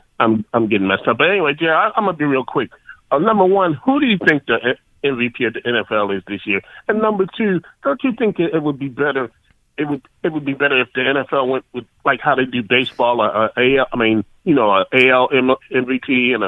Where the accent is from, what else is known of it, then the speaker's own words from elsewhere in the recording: Baltimore, Maryland, United States; I'm from Baltimore.